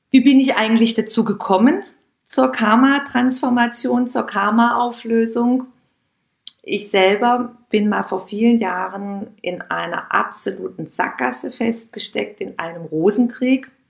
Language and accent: German; Heilbronn, Baden-Württemberg, Germany; Da gab es zwei kleine, kleine ähm, Lädchen bei uns in meiner Heimatstadt in Heilbronn, wo es dann so eine kleine Auswahl gab an Bio- und Demeter-Angeboten.